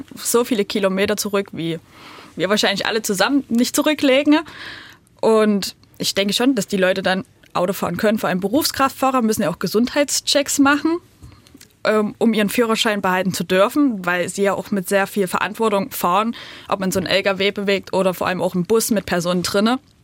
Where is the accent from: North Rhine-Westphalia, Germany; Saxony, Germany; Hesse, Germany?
Saxony, Germany; near Pirna; now in Pirna, Germany; ich bin auch auf ein bisschen entfernter als Pirna groß geworden